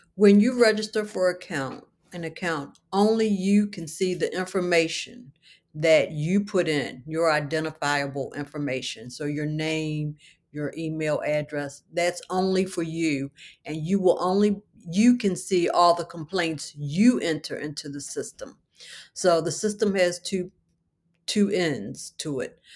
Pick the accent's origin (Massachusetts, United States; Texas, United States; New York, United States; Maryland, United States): Maryland, United States; Baltimore; I was raised in Baltimore City